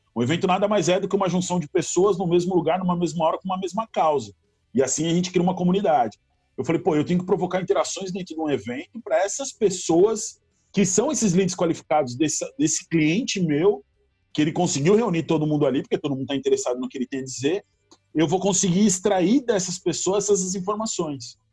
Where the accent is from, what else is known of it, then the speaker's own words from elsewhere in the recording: São Caetano do Sul, São Paulo, Brazil; moved away as an adult; now in Florianópolis, Brazil; eu sou de São Caetano do Sul, São Paulo. Eu moro em Floripa há 13 anos, mas eu sou de São Caetano